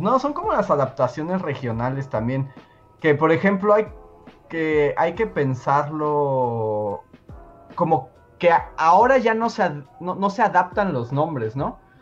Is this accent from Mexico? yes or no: yes; Mexico; aquí en México